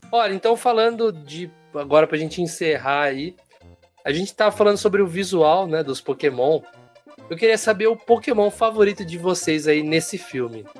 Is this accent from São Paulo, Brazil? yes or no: yes; Americana, São Paulo, Brazil; aqui na minha região, região de Campinas aqui, sou de Americana